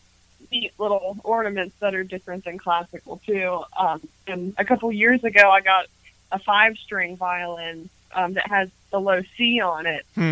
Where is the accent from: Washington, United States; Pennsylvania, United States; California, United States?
Pennsylvania, United States; Harrisburg; now in Nashville, United States; I'm from Harrisburg, Pennsylvania.